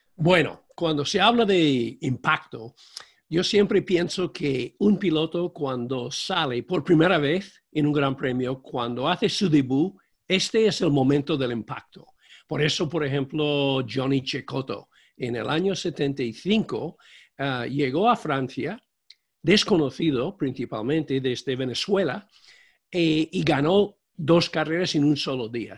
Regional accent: United States; Spanish is a second language; moved away as an adult; also born or lived in Michigan / Guatemala / Spain; yo soy de la América Profunda. Yo llegué a España eh, sin saber nada

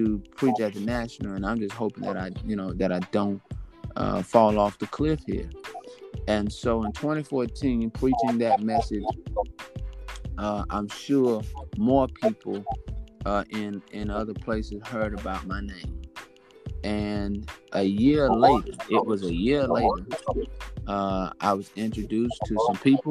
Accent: Monroe, Louisiana, United States; moved away as an adult; also born or lived in Shreveport, Louisiana / Longview; now in Brooklyn, United States; Monroe, Louisiana is where I was born and raised

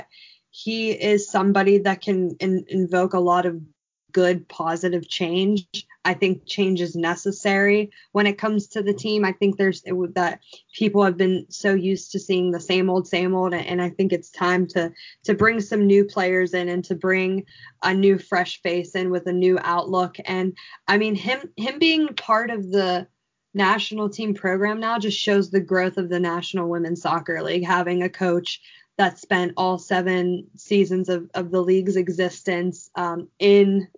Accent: Pittsburgh, Pennsylvania, United States; here in my hometown of Pittsburgh, PA

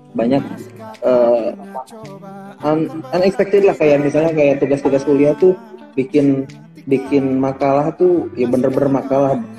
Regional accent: Tasikmalaya, West Java, Indonesia; born there; saya lahir di Tasikmalaya ya

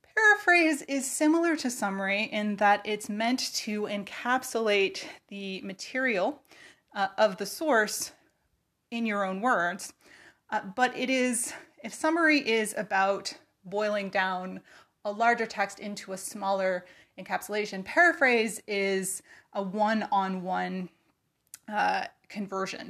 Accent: California, United States; moved away as an adult; now in Virginia, United States; I am from California. Uh, I grew up there. I learned to drive there.

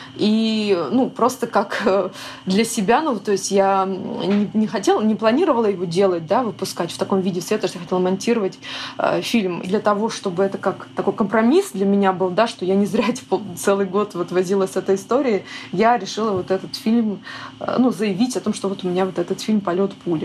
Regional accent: Nizhny Novgorod, Nizhny Novgorod Oblast, Russia; also born or lived in Yakutia; Я сама родом из Якутии, но я жила там до 4 или до 5 лет и переехала в Нижний Новгород с родителями и практически не была. То есть там все детство я выросла в Нижнем Новгороде

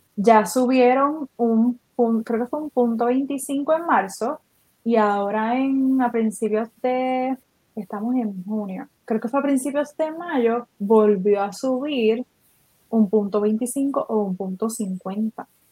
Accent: Puerto Rico; eso que nos caracteriza como boricuas

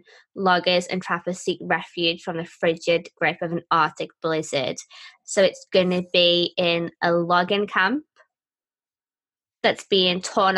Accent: United Kingdom; I'm British.

